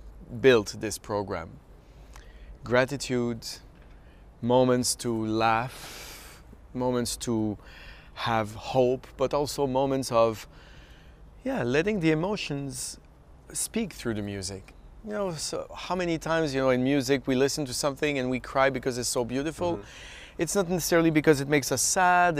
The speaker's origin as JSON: {"language": "English", "country": "Canada", "moved": "yes", "lives_now": "Philadelphia, United States", "said": "as a Canadian, of course I feel like an adopted Philadelphian now"}